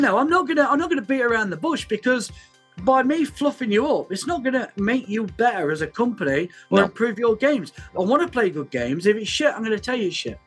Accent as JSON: {"language": "English", "country": "United Kingdom", "said": "We're we're very British"}